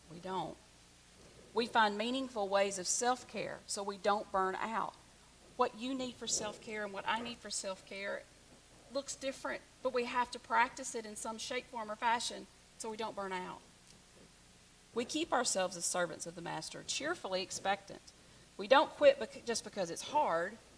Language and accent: English; the South, United States; I'm from the South